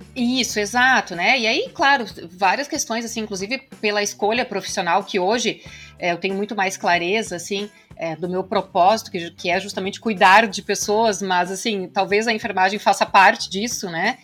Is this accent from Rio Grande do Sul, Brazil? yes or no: yes; Santa Cruz do Sul, Rio Grande do Sul, Brazil; moved away as an adult; also born or lived in Canada; Eu sou de Santa Cruz do Sul, no Rio Grande do Sul. Minha cidade é, natal é lá.